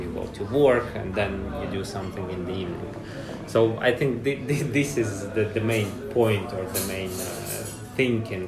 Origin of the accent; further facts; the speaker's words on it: Riga, Latvia; moved away as an adult; now in Helsinki, Finland; originally I'm from Latvia, Riga.